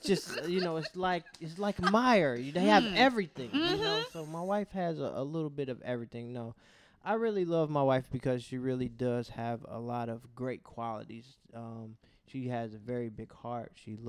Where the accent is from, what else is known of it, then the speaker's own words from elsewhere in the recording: Cincinnati, Ohio, United States; we are born and raised in Cincinnati, Ohio. Love the city.